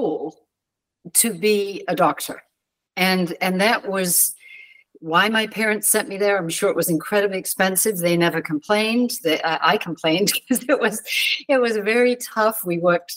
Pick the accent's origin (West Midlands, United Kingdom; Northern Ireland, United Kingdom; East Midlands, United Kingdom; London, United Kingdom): London, United Kingdom; I was born outside London. My parents had moved from Wales and lived in southwest London.